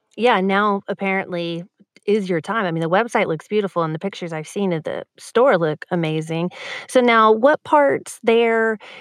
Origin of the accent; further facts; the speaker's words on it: Texas, United States; as a Texan